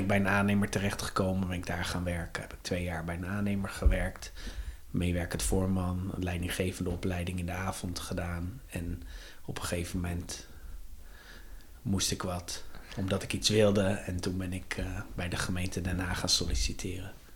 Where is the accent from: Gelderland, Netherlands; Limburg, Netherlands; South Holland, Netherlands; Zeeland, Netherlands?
South Holland, Netherlands; The Hague; geboren en getogen in Den Haag